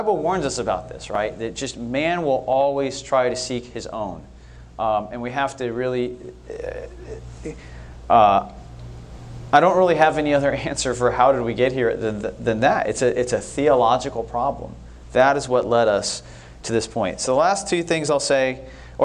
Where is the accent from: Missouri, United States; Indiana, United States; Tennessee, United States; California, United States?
California, United States; Northern; moved away; also born or lived in United Kingdom / Texas; as a kid, I grew up in Northern California, and I used to go to San Francisco every weekend